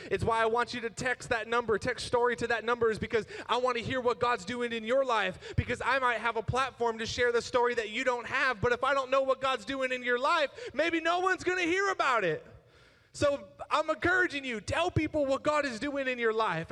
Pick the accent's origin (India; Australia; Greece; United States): United States; I'm American